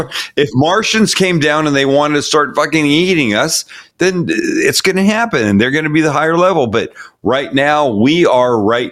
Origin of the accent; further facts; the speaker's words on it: Canada; now in United States; my first year as an American. Every other 4th of July that we've spent together, if the show has fallen on a 4th of July, I have been a Canadian.